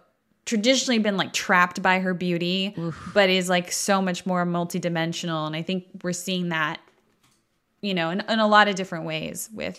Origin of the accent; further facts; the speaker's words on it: Florida, United States; also born or lived in Alabama; I was raised in Florida and then tried to go to college in Alabama, and I quickly ran from that shit.